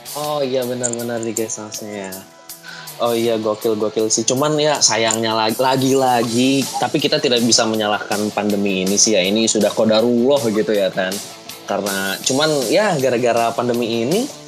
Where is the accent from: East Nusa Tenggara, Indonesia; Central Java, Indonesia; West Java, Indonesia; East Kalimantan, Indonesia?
West Java, Indonesia; Bogor; di kota gue di Bogor